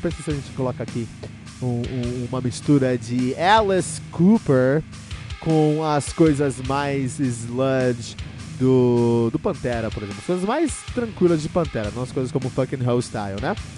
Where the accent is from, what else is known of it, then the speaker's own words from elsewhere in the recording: São Paulo, Brazil; eu cresci em São Paulo